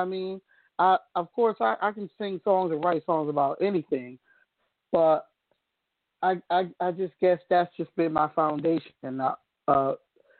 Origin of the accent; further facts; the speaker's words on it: Danbury, Connecticut, United States; Connecticut, Danbury, Connecticut. That's where I live